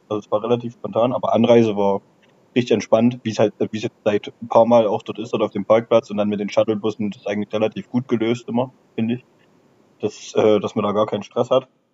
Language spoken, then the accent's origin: German; Aue, Saxony, Germany; Ich äh, habe fünf Minuten äh, vom Stadion weggewohnt, früher auch äh, bei Aue gespielt, mit vier Jahren angefangen